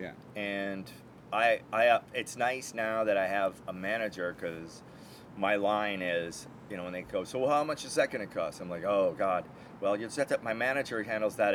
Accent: Minneapolis, Minnesota, United States; now in Los Angeles, United States; Minneapolis, my hometown

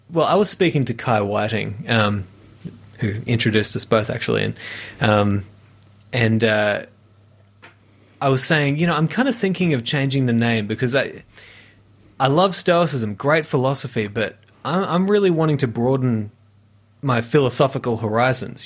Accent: near Brisbane, Queensland, Australia; I was studying music, um, at the conservatorium in, in Brisbane, uh, near, near my hometown

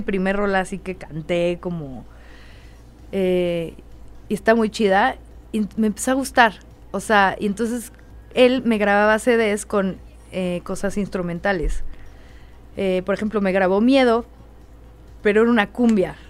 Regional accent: Satélite, State of Mexico, Mexico; also born or lived in Colonia Roma, Mexico City / La Herradura, State of Mexico; crecí, es que eh, la que me crió básicamente fue mi tía, porque mis papás trabajaban mucho. A mis papás los veía los fines de semana. Eh, pero un tiempo vivimos todos juntos, tía, todo, todo. Sateluca, fui a la Maddox

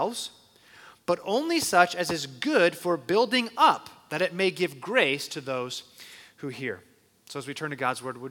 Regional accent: Phoenix, Arizona, United States; I was born and raised in Phoenix

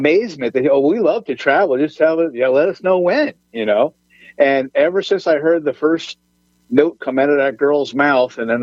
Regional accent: New Jersey, United States; moved away as an adult; now in Philadelphia, United States; I'm a Jersey boy

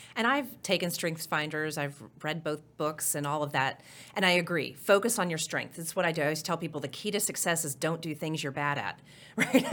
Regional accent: Oklahoma City, Oklahoma, United States; moved away as an adult; also born or lived in Norman, Oklahoma / Miami, Oklahoma / Clinton, Oklahoma / Tulsa, Oklahoma; born and raised in Oklahoma. I lived, uh, I was born in Norman, grew up in Miami, went from the fourth grade through high school in Oklahoma City

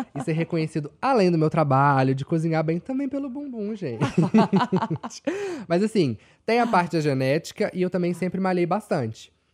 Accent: Belo Horizonte, Minas Gerais, Brazil; eu sou de Minas, de Belo Horizonte

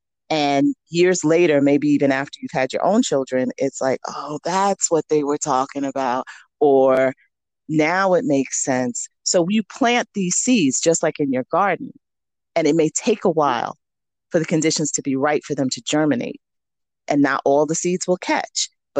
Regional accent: New York City, New York, United States; So I grew up in New York City and went to school for my master's and my doctorate in New York City.

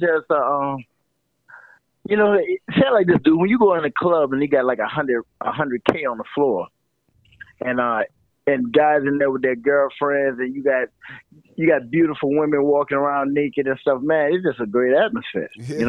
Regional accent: New Orleans, Louisiana, United States; Man, New Orleans. How can I say this, man? It's a New Orleans. We always say, man, if you can make it here, you can make it anywhere.

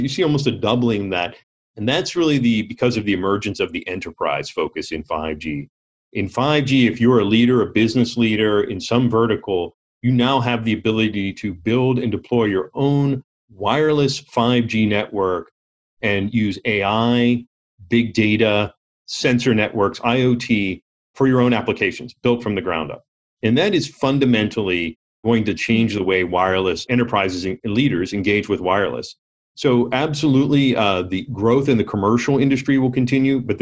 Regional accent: Pittsburgh, Pennsylvania, United States; growing up in the Rust Belt of the steel industry of Pittsburgh in the 70s

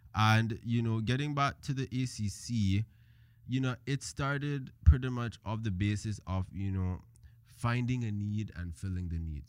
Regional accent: Cayman Islands; born or raised there; moved away; also born or lived in Jamaica

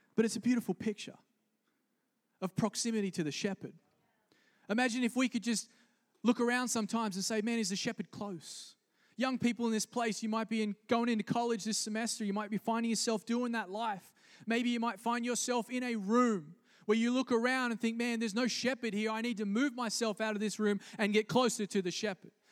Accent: Australia; moved away; I grew up in Australia

